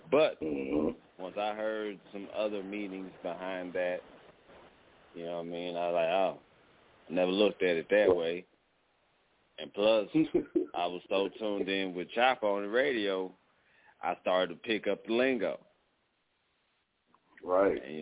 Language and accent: English; Dallas, Texas, United States; I'm from Dallas